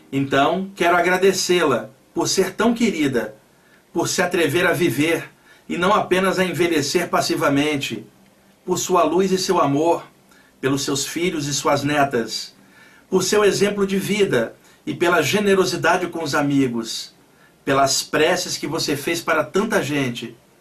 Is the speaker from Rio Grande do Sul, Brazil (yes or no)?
no; Rio de Janeiro, Brazil; now in São Paulo, Brazil; sou do Rio, mas eu moro aqui há muitos anos